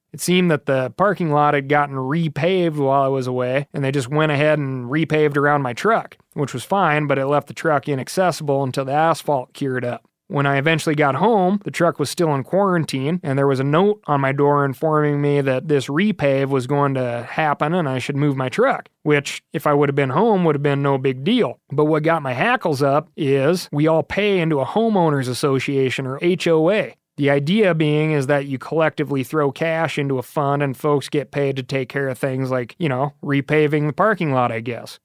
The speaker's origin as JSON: {"language": "English", "region": "Montana", "country": "United States", "tie": "born or raised there", "said": "Growing up in Montana, I spent a lot of time in the woods"}